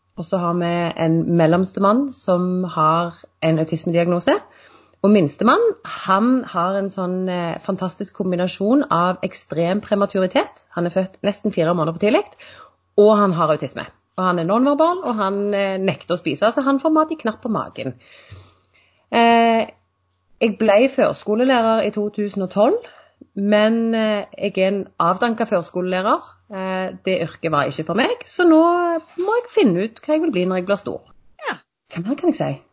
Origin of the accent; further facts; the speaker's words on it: Sandnes, Rogaland, Norway; Jeg er fra Sandnes